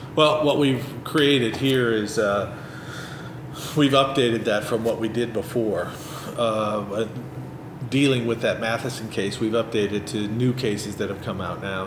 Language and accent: English; Chicago, Illinois, United States; moved away as an adult; now in Florida, United States; I grew up here near Chicago and moved down there 30, 33, 34 years ago.